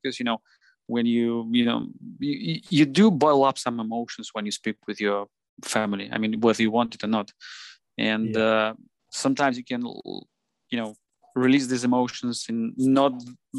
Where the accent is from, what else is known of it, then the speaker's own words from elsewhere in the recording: Moscow, Russia; Yeah, I'm based in Russia. I was born in Moscow. I was living my whole life in Moscow.